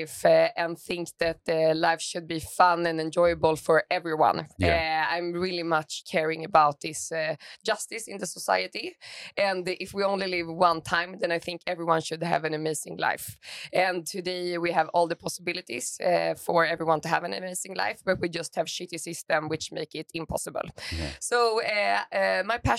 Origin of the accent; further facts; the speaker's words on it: Stockholm, Stockholm County, Sweden; moved away as an adult; also born or lived in Berlin; I grew up in Stockholm